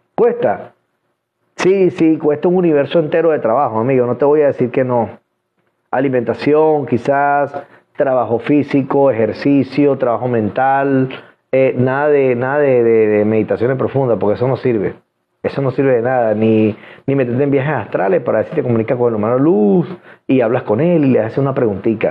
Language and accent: Spanish; Venezuela; soy venezolano y los venezolanos hablamos de frente